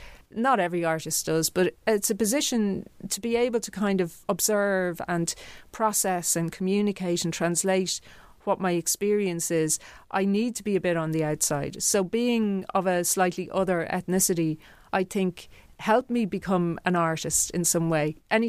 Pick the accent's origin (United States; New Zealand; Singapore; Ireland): Ireland; You know, I feel very connected to being Irish, but I also feel very connected to being somebody with roots on the mainland continent.